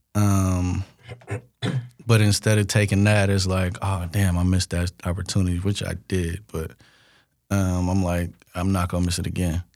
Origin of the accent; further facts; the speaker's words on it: Bay Area, California, United States; I'm from the Bay. We call stuff functions